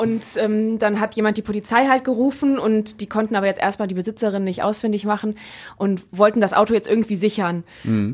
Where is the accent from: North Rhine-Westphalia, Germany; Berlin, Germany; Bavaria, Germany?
North Rhine-Westphalia, Germany; Neuss; ich komme ja aus Neues und da gibt's halt auch sehr viel platt